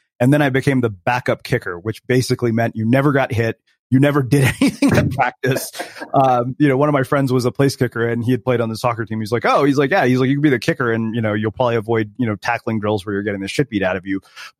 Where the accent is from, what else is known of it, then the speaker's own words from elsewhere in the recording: India; Keep in mind, I'm Indian, so I wasn't genetically predisposed for anything like this.